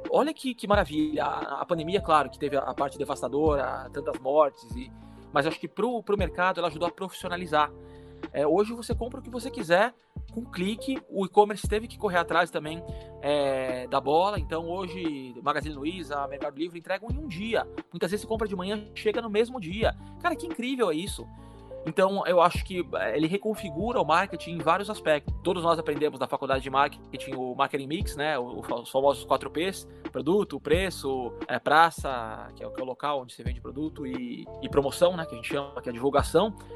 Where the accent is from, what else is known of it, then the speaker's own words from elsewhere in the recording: Santos, São Paulo, Brazil; moved away; Eu sou de Santos, litoral de São Paulo